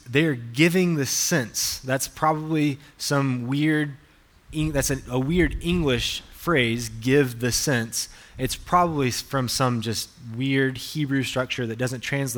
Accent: Alabama, United States; I'm from the deep south, from Alabama

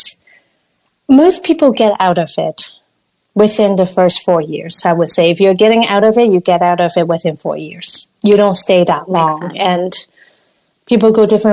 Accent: Hong Kong; moved away; I'm from Hong Kong

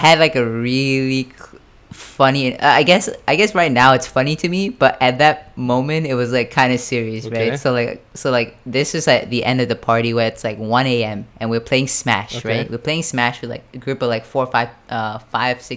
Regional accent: Fukuoka, Japan; I'm from Fukuoka.

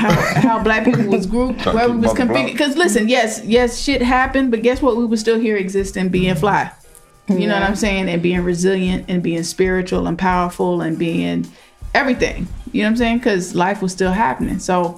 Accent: the South, United States; You know, people make fun of how we talk, particularly if we're like from the South and stuff like that too.

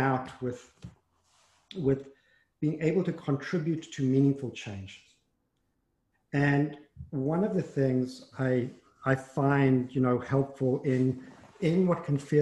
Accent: South Africa; moved away; I grew up in South Africa, and I grew up, went to a Jewish day school.

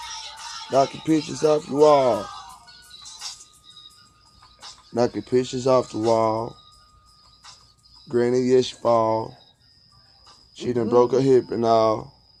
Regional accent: Texas, United States; I'm from Texas

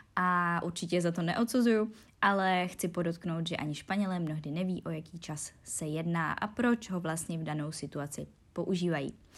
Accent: Czechia; first language Czech; my Češi, když mluvíme naším rodným jazykem

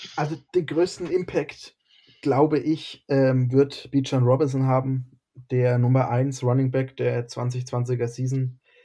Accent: near Bamberg, Bavaria, Germany; ich komme aus der Nähe von Bamberg.

